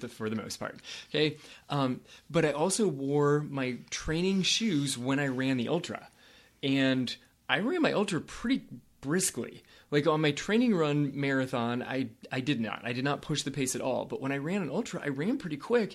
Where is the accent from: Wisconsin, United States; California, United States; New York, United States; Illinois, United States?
California, United States; I grew up in California